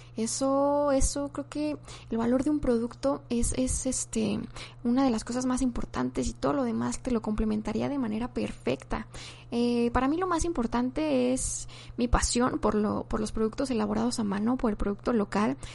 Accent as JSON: {"language": "Spanish", "country": "Mexico", "also_born_or_lived": "Guadalajara, Jalisco", "said": "soy mexicana, tengo 24 años y actualmente vivo en la ciudad de Guadalajara, Jalisco."}